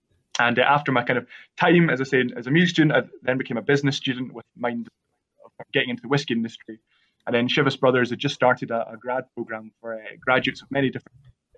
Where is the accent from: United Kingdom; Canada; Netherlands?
United Kingdom; Craigellachie, Scotland; my hometown, I'm from Craigellachie